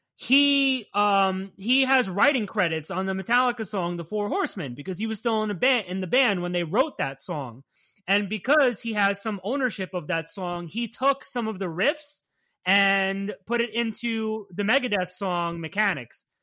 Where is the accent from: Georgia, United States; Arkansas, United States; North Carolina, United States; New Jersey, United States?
New Jersey, United States; We're from Jersey